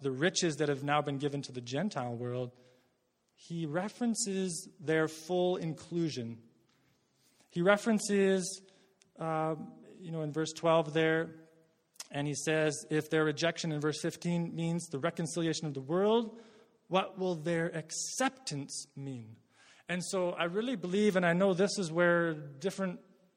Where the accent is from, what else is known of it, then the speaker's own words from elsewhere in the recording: Worsley, Alberta, Canada; I'm from Worsley, Alberta